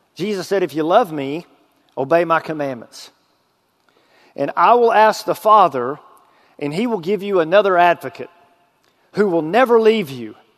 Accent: Texas, United States; moved away as an adult; now in Arkansas, United States; I was a drug dealer in my hometown

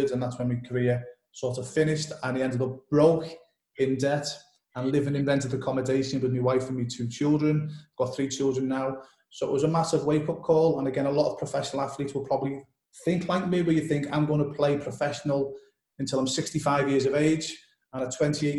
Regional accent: Liverpool, North West England, United Kingdom; I'm originally from Liverpool in the UK, England.

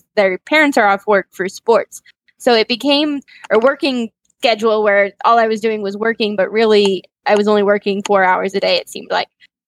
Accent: Las Vegas, Nevada, United States; moved away as an adult; also born or lived in Salt Lake City, Utah; now in Clearwater, United States; I was born and raised in Las Vegas, Nevada. Then I was pushed out of Vegas by my parents to go experience life in the mountains and just a different atmosphere. So I went to school in the University of Utah. So Salt Lake City

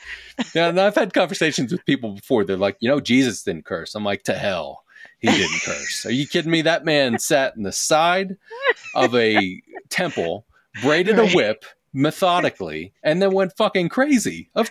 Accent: Philadelphia, Pennsylvania, United States; I'm originally from Philadelphia. And I would blame the Northeast.

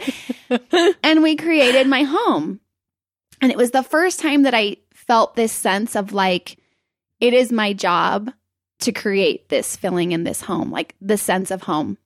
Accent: Provo, Utah, United States; moved away as an adult; also born or lived in Salt Lake City, Utah / Spain; I lived up here in Salt Lake until about kindergarten. And then we moved down to Provo.

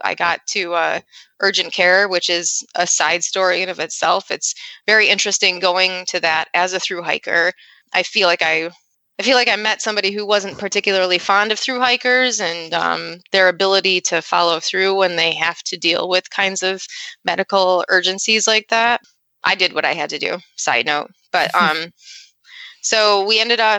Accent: Rochester, New York, United States; I'm from Rochester, New York

